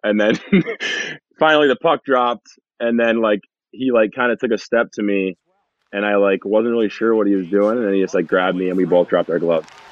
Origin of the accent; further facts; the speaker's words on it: Massena, New York, United States; I'm from in Messina, New York